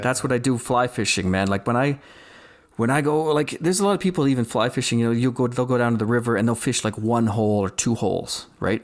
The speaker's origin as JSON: {"language": "English", "region": "Saskatchewan", "country": "Canada", "tie": "born or raised there", "moved": "yes", "lives_now": "Calgary, Canada", "said": "I grew up in Saskatchewan"}